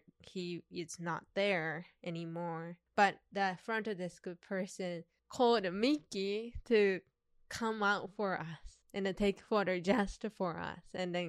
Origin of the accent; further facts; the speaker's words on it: Japan; He was talking to us and then I'm from Japan and then you're from LA and that kind of stuff.